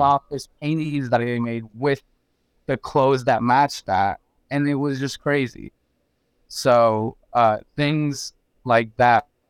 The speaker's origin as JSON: {"language": "English", "town": "Geneva", "region": "Florida", "country": "United States", "also_born_or_lived": "Mexico", "said": "I'm from Geneva"}